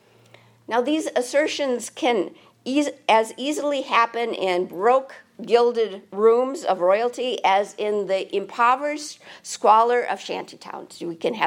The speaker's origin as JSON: {"language": "English", "country": "United States", "said": "We're American"}